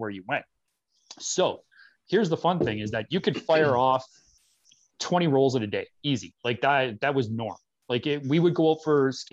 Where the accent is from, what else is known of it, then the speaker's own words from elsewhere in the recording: Thompson, Manitoba, Canada; moved away as an adult; we were from Northern Manitoba, born and raised up in Thompson